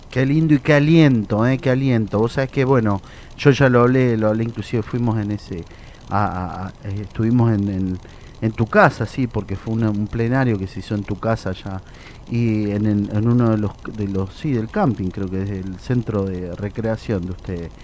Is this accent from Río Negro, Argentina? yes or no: no; Mendoza, Argentina; yo soy de Mendoza